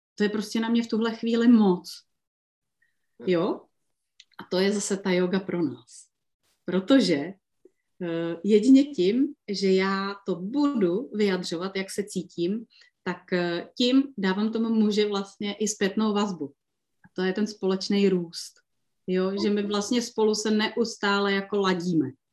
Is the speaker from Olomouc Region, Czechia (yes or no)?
no; Liberec, Liberec Region, Czechia; tady u nás v Liberci